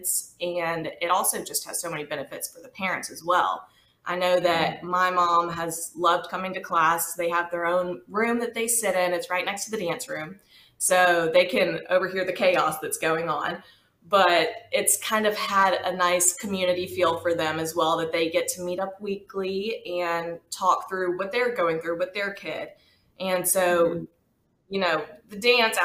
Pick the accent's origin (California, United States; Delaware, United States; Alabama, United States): Alabama, United States; Birmingham; I was born and raised here in Birmingham, Alabama